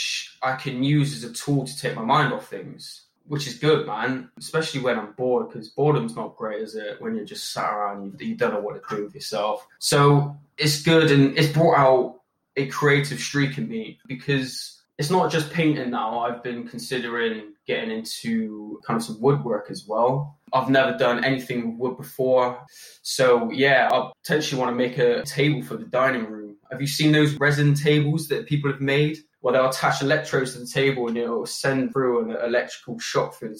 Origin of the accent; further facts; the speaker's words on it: Bristol, South West England, United Kingdom; born and raised in Bristol